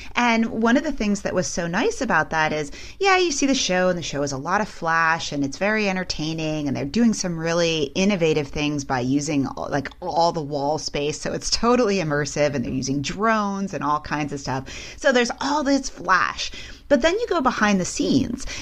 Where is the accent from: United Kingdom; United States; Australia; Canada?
United States; Midwest; I'm from the Midwest too